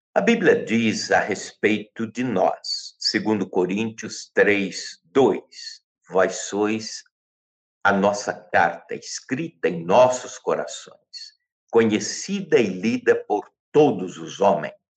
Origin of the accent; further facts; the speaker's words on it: Brazil; somos brasileiros